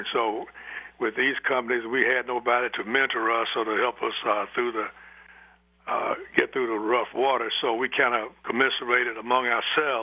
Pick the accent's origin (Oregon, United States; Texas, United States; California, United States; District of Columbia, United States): District of Columbia, United States; Washington; now in Seattle, United States; I grew up in Washington, D.C.